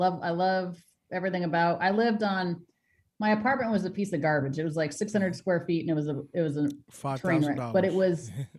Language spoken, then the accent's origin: English; Colorado Springs, Colorado, United States; moved away as an adult; also born or lived in Texas / Wisconsin / New York / Los Angeles, California; now in Massachusetts, United States; So I grew up, born and raised in Colorado Springs, and then this job took me everywhere. Yeah, I've lived in every time zone. So I went from Colorado to Texas, Texas to Wisconsin, Wisconsin back to Colorado, Colorado, New York. New York